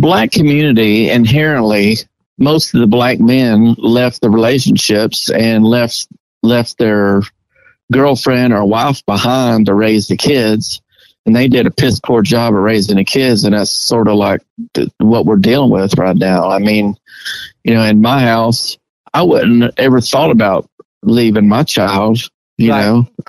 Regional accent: the South, United States; We were just proud of being a Southerner.

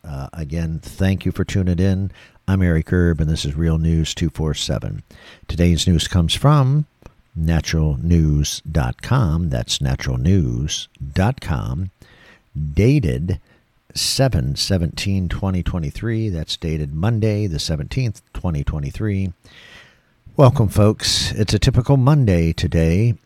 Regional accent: Michigan, United States; moved away as an adult; now in Florida, United States; I came from Michigan, born and raised in Michigan. I've been down here in Florida for twenty years

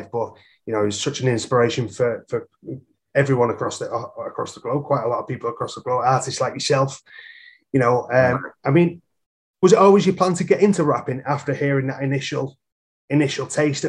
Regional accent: United Kingdom; we've got pretty, you know, hoods in the UK.

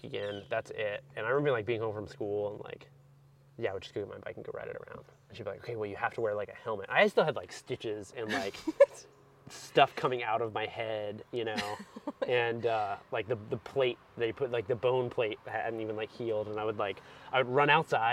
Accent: outside of Pensacola, Northwest Florida, United States; I grew up in Northwest Florida, pretty rural area outside of Pensacola

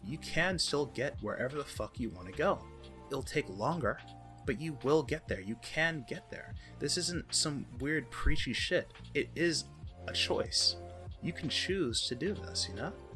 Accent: United States; I'm American

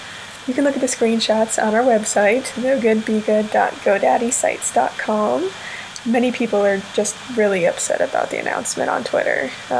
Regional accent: North Carolina, United States; So, we're both from North Carolina

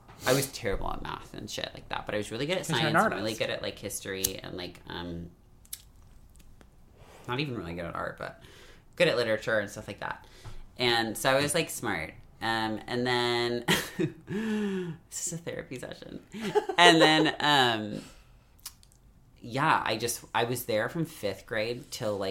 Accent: Bay Area, California, United States; also born or lived in rural town (unnamed); I grew up in the Bay Area and is in a very, like that whole area is very white

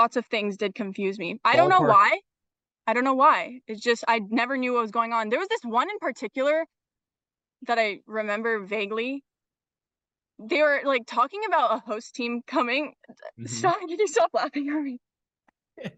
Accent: Bellevue, Washington, United States; also born or lived in Madison, Wisconsin; I grew up here in Bellevue, Washington

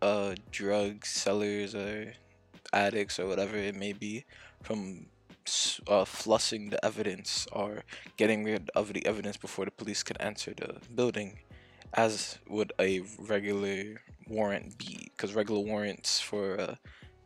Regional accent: Jamaica; I'm not even African. I'm just Jamaican

